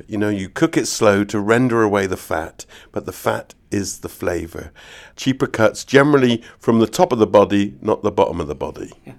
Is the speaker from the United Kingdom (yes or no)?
yes; Nailsea, South West England, United Kingdom; I come from the West Country, and this is in North Somerset, a town called Nailsey.